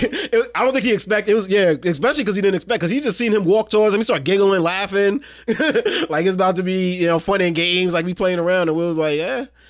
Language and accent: English; New York City, New York, United States; I'm from Brooklyn